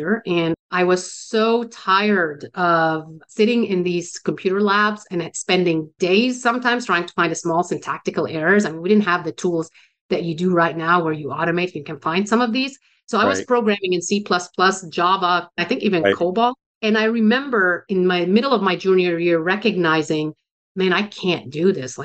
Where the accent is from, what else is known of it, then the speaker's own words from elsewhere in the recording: Beirut, Beirut Governorate, Lebanon; moved away; I was born and raised in Beirut, Lebanon, suburbs of Beirut